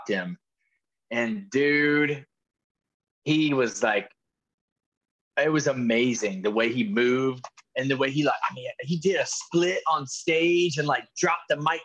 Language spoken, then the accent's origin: English; Cincinnati, Ohio, United States; I grew up in Cincinnati